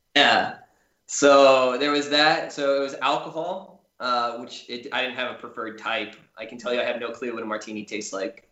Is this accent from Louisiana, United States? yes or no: no; Charleston, South Carolina, United States; I grew up in mostly charleston south carolina